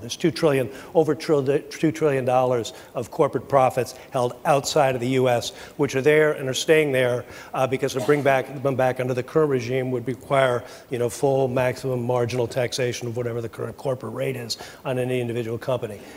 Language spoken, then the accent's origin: English; United States; I speak as an American